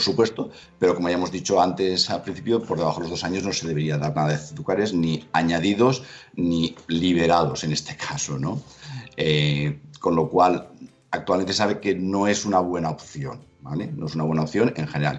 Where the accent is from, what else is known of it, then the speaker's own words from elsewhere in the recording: Valencia, Valencian Community, Spain; yo que soy de Valencia y que hay mucha tradición en muchos platos de arroz